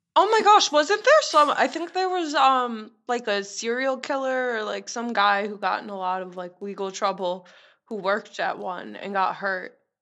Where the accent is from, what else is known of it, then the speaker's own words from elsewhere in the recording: Long Island, New York, United States; I'm from Long Island.